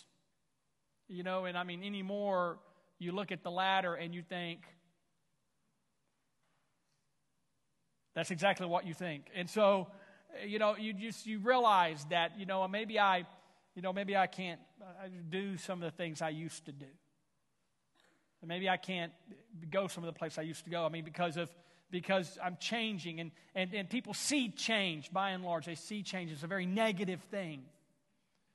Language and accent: English; Houston, Texas, United States; now in Tulsa area, United States; I was born and raised in the Houston, Texas area